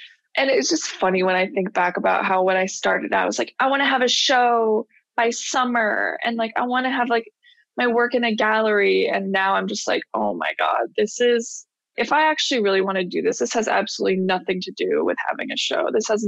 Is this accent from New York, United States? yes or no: yes; Buffalo, New York, United States; also born or lived in California / Florida; Well, it's funny because I went New York to Florida and back to New York, because I was technically, until I was 10, I was born in California. Then I only moved to New York, Buffalo, New York, when I was 3.